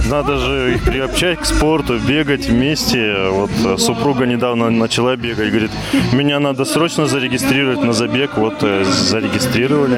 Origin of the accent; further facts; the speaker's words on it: Adygea, Russia; мы с Адыгей